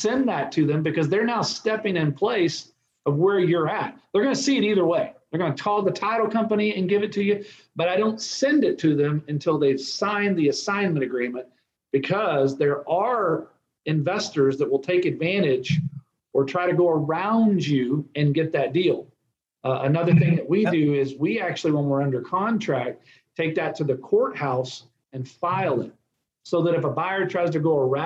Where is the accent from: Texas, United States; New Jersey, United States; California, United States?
Texas, United States; I'm from Texas